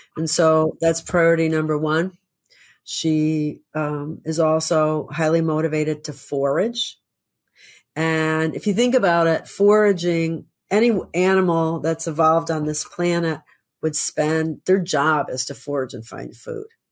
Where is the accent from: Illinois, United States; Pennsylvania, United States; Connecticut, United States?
Illinois, United States; Chicago; moved away; I grew up in Chicago